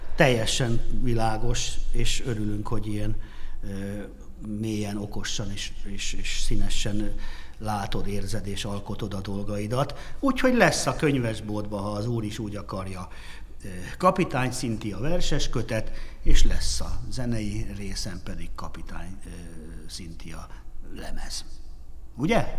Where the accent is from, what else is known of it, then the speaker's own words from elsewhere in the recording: Hungary; magyarok vagyunk